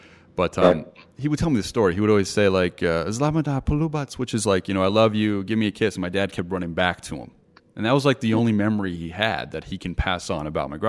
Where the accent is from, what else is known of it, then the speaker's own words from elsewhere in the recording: Montenegro; now in United States; I'm from Montenegro, first generation American, and my father, his father, fought the Nazis